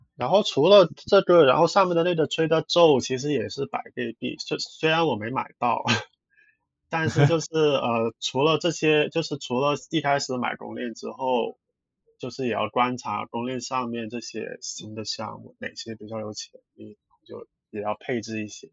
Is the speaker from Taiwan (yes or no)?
no; Hong Kong; 我其实是香港人来的，然后原来做的工作其实就很普通的一，那种文，做，做文书的职位